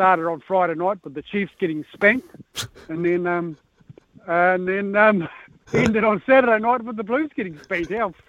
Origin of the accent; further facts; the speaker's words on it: Northland, New Zealand; moved away; I am from Northland.